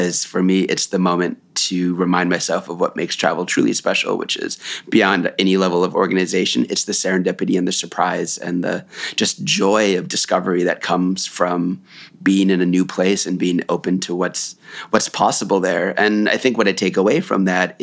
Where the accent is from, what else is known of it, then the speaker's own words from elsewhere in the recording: United States; I'm from the United States